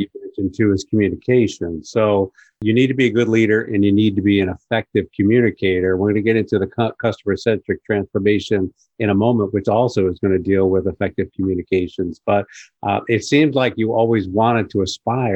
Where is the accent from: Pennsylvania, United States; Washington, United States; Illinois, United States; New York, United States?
New York, United States; Long Island; I was born and raised on Long Island.